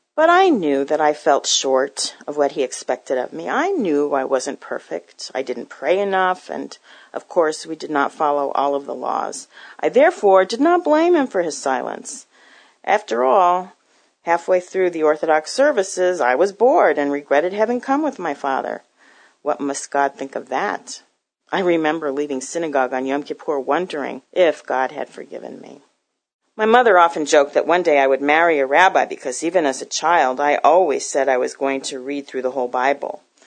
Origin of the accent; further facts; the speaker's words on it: Newton, Massachusetts, United States; also born or lived in Boston, Massachusetts; I grew up in Newton, Massachusetts, about eight miles from Boston